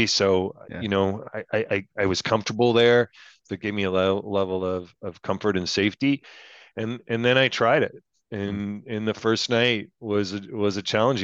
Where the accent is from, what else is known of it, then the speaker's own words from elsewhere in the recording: Canada; I'm a Canadian